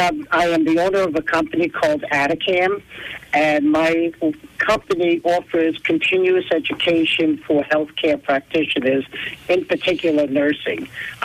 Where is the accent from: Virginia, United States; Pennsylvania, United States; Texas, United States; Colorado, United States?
Pennsylvania, United States; East Stroudsburg; I'm actually from East Stroudsburg.